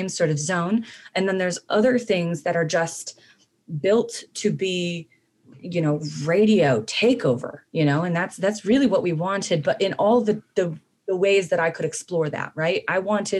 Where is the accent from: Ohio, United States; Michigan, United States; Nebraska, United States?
Michigan, United States; Southeast; we are all people who have kind of grown up in that same scene, right? We're all from Southeast Michigan